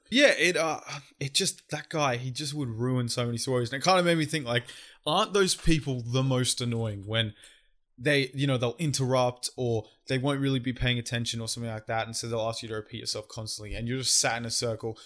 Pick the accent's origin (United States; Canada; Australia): Australia; I'm an Aussie